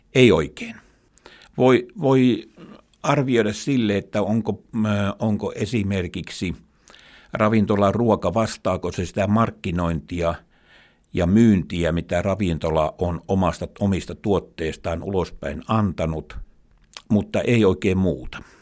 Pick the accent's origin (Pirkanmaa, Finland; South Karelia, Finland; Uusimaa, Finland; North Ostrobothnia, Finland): South Karelia, Finland; Imatra; moved away as an adult; Mä olen eteläkarjalainen, asunut Imatralla lapsuuteni ja niin kuin nytkin, eli paluumuuttaja.